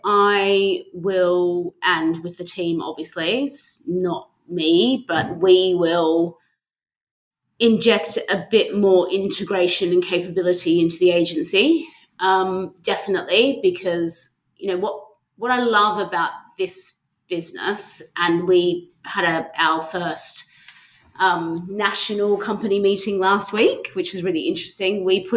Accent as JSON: {"language": "English", "country": "Australia", "also_born_or_lived": "London", "said": "I'm an Aussie, yes."}